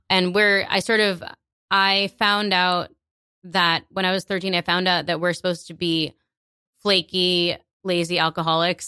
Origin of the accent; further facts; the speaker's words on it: New York, United States; I was born here, and, like, I can't deny that. But I identify as a New Yorker first